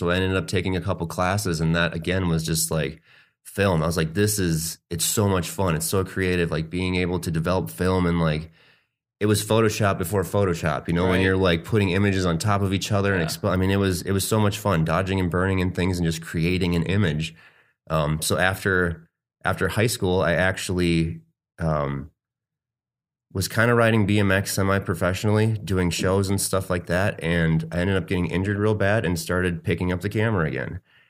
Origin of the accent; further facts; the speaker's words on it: Arizona, United States; now in Milwaukee, United States; I was born in Wisconsin, Milwaukee, actually. My parents moved to Arizona when I was really young, like 3, I think. I was out there until I was 18.